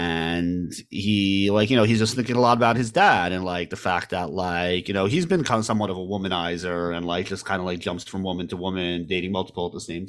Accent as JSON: {"language": "English", "town": "Manhattan", "region": "New York", "country": "United States", "tie": "born there", "also_born_or_lived": "Staten Island / New Jersey", "said": "I was born in Manhattan. My family lived in Staten Island, actually."}